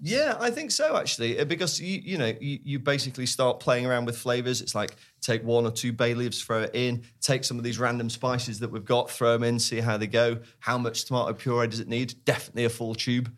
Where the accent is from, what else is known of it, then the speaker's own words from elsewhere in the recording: Sheffield, Yorkshire and the Humber, United Kingdom; We grew up in Sheffield